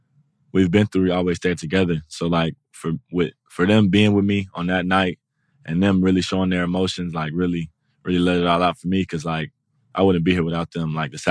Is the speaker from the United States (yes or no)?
yes; Atlanta, Georgia, United States; I'm from Atlanta. So Mike Vick.